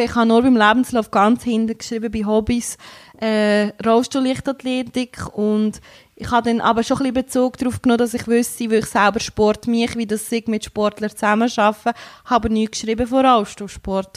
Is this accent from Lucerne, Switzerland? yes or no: yes; Entlebuch, Lucerne, Switzerland; now in Wauwil, Switzerland; komme aus Wauwil, aber ursprünglich bin ich im Entlebuch aufgewachsen